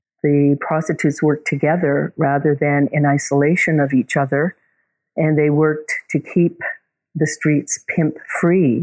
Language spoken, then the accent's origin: English; Vancouver, British Columbia, Canada; moved away; also born or lived in Toronto; I grew up in Vancouver, so I go back to see friends and family.